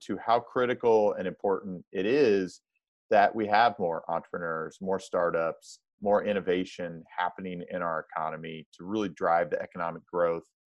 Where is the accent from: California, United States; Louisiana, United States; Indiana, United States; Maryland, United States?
Indiana, United States; a rival school of mine in my home state of Indiana